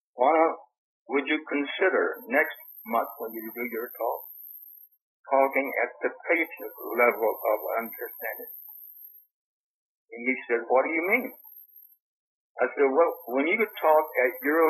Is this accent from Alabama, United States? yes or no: yes; Anniston, Alabama, United States; also born or lived in California; I was born in Alabama. Grew up in Alabama and California